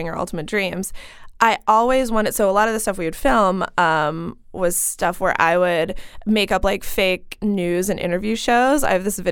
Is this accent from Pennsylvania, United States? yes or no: yes; Clarion, Pennsylvania, United States; I grew up in Western Pennsylvania, a really small town called Clarion